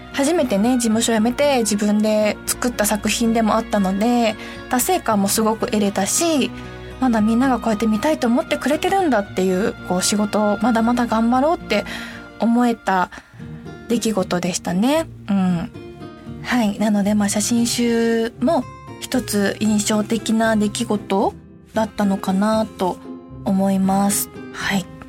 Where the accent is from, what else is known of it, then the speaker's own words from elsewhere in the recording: Hiroshima, Japan; accent: Hiroshima dialect; 私もめちゃくちゃ広島弁になる